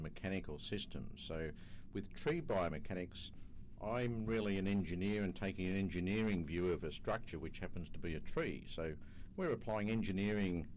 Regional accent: Australia; I come from Australia

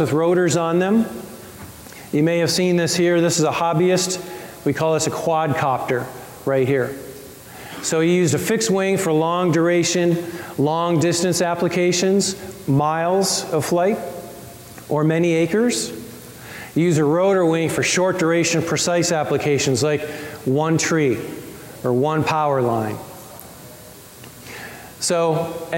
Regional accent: Colorado, United States; I'm from Colorado

